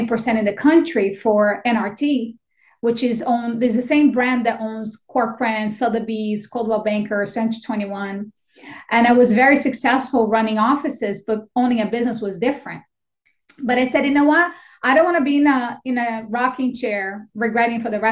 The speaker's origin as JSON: {"language": "English", "country": "Brazil", "tie": "born or raised there", "also_born_or_lived": "Astoria, Queens, New York", "second_language": "English", "moved": "as an adult", "lives_now": "United States", "said": "I was born and raised in Brazil. I came here when I was 18 years old, and I had $200 that my parents gave me, and I didn't know how to speak a word of English"}